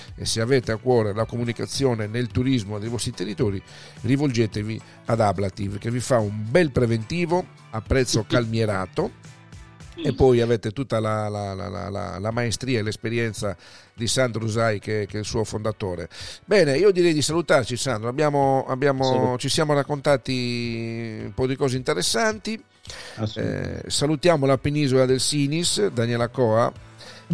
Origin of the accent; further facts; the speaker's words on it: Sardinia, Italy; io sono sardo